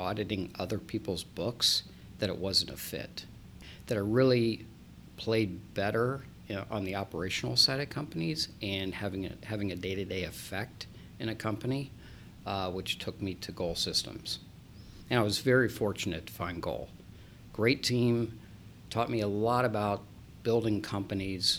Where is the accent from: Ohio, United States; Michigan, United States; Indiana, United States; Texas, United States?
Ohio, United States; Columbus; moved away as an adult; also born or lived in Washington, D.C.; I was born and raised in Columbus, went to Ohio State